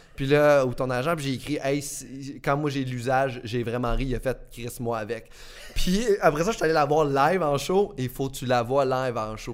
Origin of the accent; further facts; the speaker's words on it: Beauce, Quebec, Canada; je viens de la Beauce comme toi